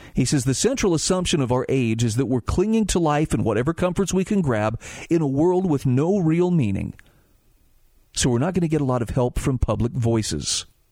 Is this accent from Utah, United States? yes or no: yes; Utah, United States; my home state of Utah